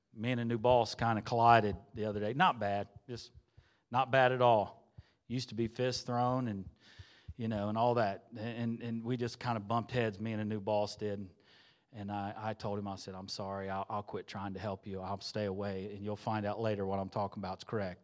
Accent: Xenia, Ohio, United States; moved away as an adult; I'm originally from Xenia, Ohio.

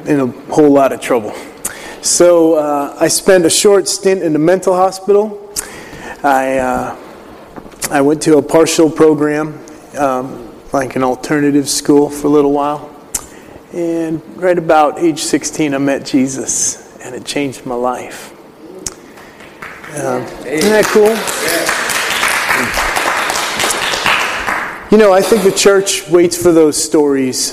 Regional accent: Willimantic, Connecticut, United States; I'm originally from Willimantic, Connecticut

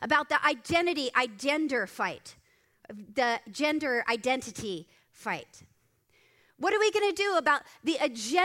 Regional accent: Moorpark, California, United States; I'm sitting in Moorpark in the Starbucks in Moorpark. In my hometown

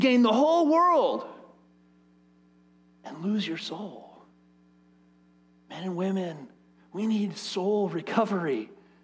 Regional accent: United States; As American, capitalist, Western Christians

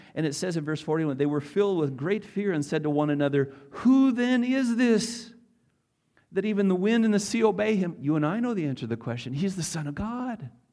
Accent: North Dakota, United States; I'm a North, North Dakota farm boy, uh, born and raised

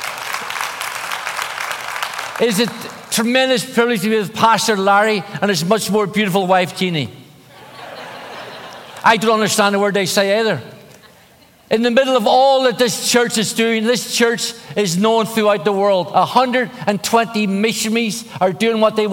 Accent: Belfast, Northern Ireland, United Kingdom; moved away; I grew up in Northern Ireland, in Belfast.

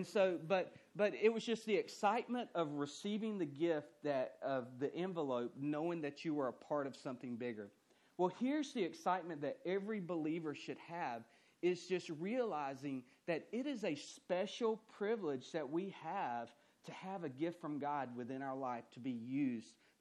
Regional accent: central Georgia, United States; the town that I grew up in was a very, very rural town, okay? So the highlight, the grocery store that they had was a Walmart. And that was about it, that and a Harvey's. And so there was one high school, one middle school, one elementary school. And so, I mean, it was just a very small town in central Georgia

